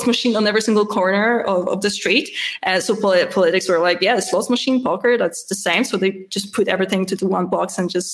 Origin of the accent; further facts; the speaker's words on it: Gdynia, Pomeranian Voivodeship, Poland; English is a second language; moved away as an adult; now in Vienna, Austria; I was born in Gdynia, which is a part of Metropole, northern Metropole